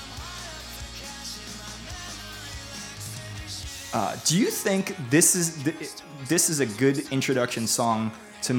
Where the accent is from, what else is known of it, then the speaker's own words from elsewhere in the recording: New York City, New York, United States; I grew up on Lyndale Lane in Staten Island